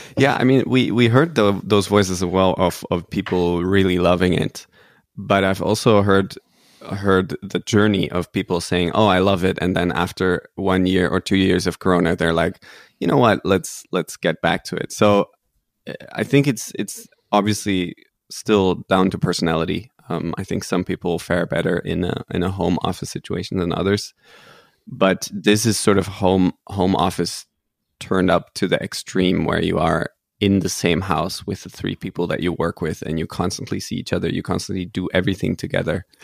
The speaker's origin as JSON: {"language": "English", "country": "Netherlands", "said": "I'm originally Dutch, but also half German"}